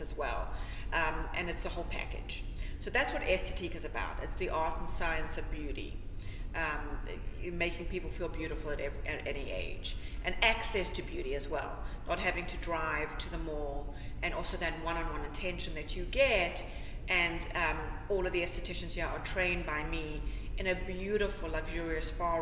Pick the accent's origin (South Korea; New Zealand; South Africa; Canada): South Africa; moved away as an adult; also born or lived in Sandy Springs, Georgia, United States; now in Atlanta, United States; But I'm from South Africa, and I studied beauty therapy in South Africa.